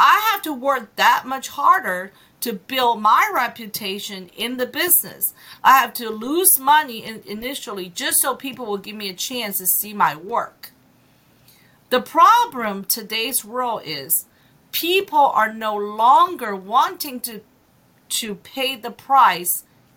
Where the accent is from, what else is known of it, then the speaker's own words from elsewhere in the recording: China; moved away; I'm an immigrant, right? I came from China